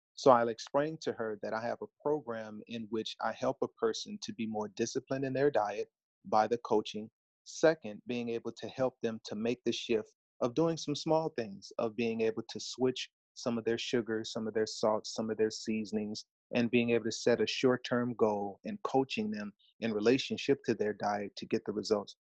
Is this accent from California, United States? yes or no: yes; Los Angeles, California, United States; born and raised in Los Angeles, California, come from a large family